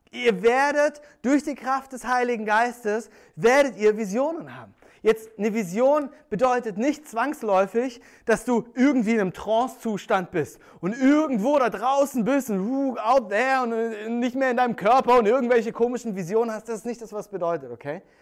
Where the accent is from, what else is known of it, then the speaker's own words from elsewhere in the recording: Germany; ich bin am Bodensee groß geworden und ähm, als Kind war ich eigentlich jeden Tag im Sommer am See